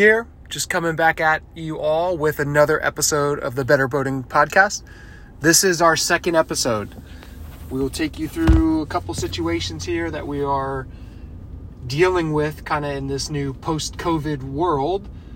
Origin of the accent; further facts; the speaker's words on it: Pennsylvania, United States; Growing up outside of Pennsylvania, the water that we had access to were kind of creeks and streams